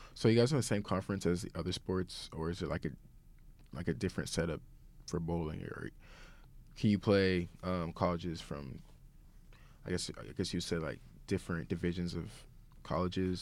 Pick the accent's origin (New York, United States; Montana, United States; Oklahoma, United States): Oklahoma, United States; Tulsa; moved away as an adult; also born or lived in Broken Arrow, Oklahoma; now in Saint Charles, United States; we both stayed from Tulsa